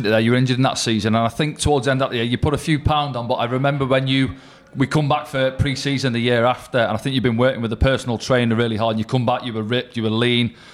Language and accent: English; Chester, North West England, United Kingdom; I'm from from Chester.